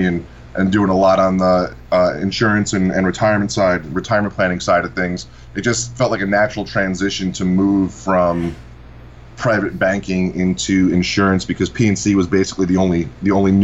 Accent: Massapequa, New York, United States; I grew up in a town called Massapequa here on Long Island.

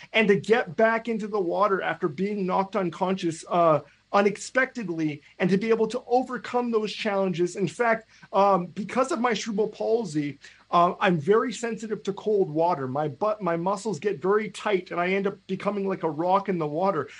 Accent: Canada; I'm a Canadian

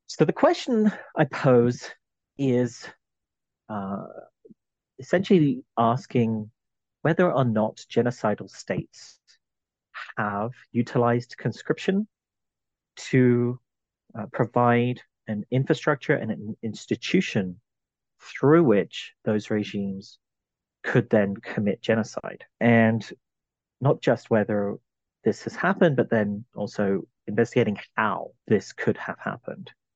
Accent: London, United Kingdom; I was uh, born in London, in England. I'm originally from the British Isles

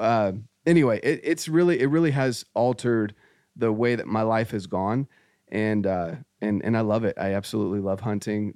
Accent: North Carolina, United States; moved away; I grew up in Scouts, I, I got my Eagle Scout, my dad was very active in scouting, um, we did a lot of camping, hiking, and, uh, this was in North Carolina

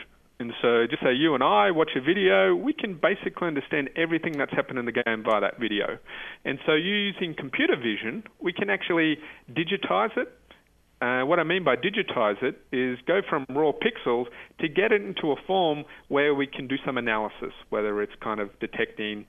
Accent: Australia; I'm from Australia

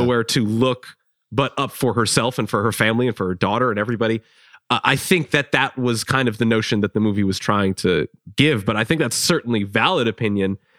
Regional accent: Chicago, Illinois, United States; I'm from Chicago.

